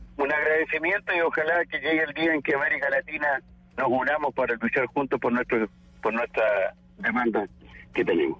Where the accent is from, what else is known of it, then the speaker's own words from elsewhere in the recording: Chile; yo soy un diputado de la Patagonia, del sur de Chile